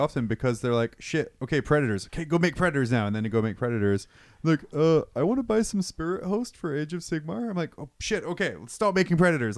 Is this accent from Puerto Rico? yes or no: no; United Kingdom; moved away; move back to my home country.